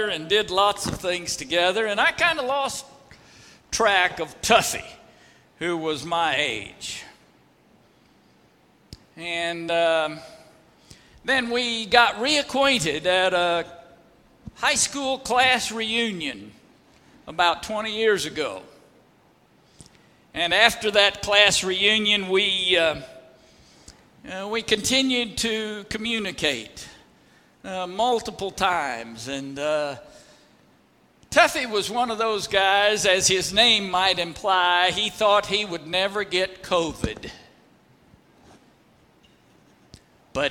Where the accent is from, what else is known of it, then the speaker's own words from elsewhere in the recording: Oklahoma Panhandle, United States; I was from the Oklahoma Panhandle.